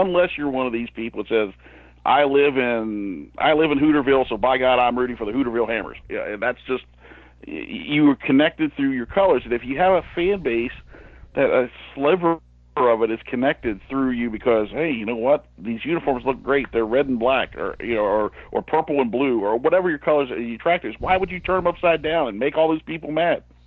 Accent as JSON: {"language": "English", "region": "Ohio", "country": "United States", "moved": "yes", "said": "I'm originally from Ohio"}